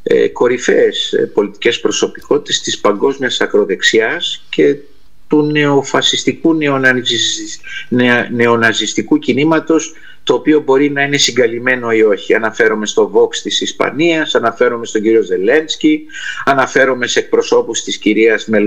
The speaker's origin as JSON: {"language": "Greek", "country": "Argentina", "tie": "born or raised there", "said": "πατήσατε ένα πονεμένο θέμα που είναι η Αργεντινή χώρα που γεννήθηκα και μεγάλωσα και είναι και αυτή η πατρίδα μου και των γονιών μου που γεννήθηκαν εκεί."}